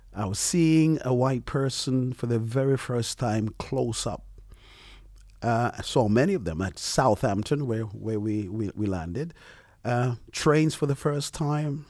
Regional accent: Montserrat; now in London, United Kingdom; I am from Montserrat.

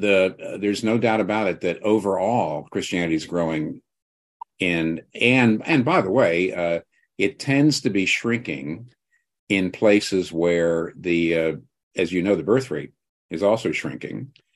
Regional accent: United States; I'm not Welsh, I'm American

